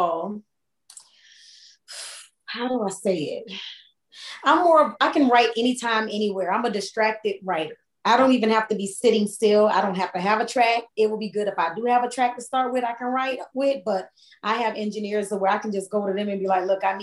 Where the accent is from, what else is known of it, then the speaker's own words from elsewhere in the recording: Hollywood, Florida, United States; moved away; Miami, where I'm originally from. I'm from Hollywood, Florida